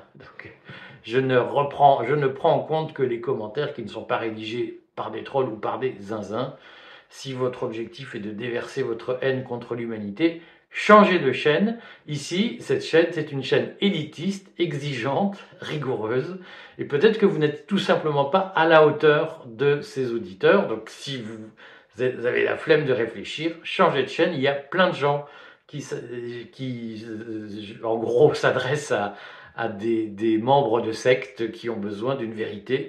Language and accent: French; Liège, Wallonia, Belgium; Quand j'étais petit, vous savez, j'ai grandi à Liège, en Belgique